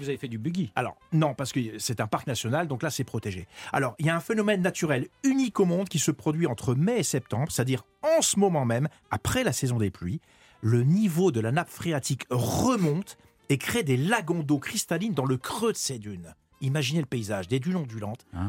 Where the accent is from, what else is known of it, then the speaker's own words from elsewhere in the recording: France; en tant que Français